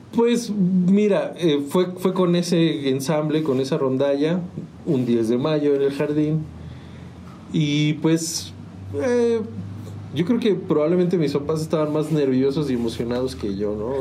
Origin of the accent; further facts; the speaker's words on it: San Juan del Río, Querétaro, Mexico; moved away as an adult; also born or lived in Mexico City; yo nací en la ciudad de Querétaro, pero mis, papás ya vivían acá, o sea, solo fui a nacer a la ciudad, pero soy sanjuanense pues de toda la vida, ¿no? O sea, crecí aquí